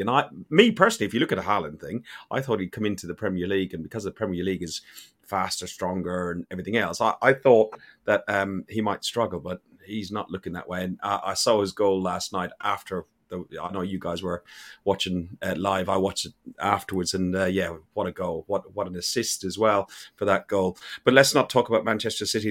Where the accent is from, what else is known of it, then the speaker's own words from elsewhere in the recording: Ireland; being an Irishman